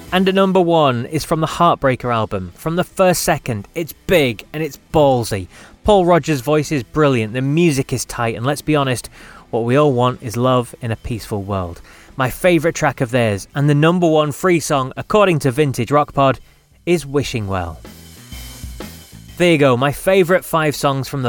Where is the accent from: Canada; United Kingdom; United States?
United Kingdom; being British